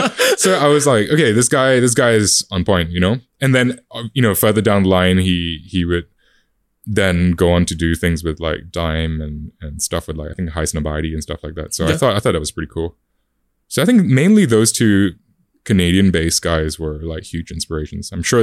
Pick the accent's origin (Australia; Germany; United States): Australia; Adelaide, South Australia; Especially, like, you know, growing up in Adelaide as well, like, that's South Australia, that's probably, like, the equivalent of Perth.